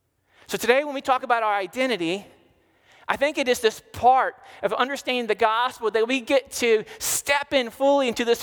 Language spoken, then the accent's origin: English; Ireland; I'm Irish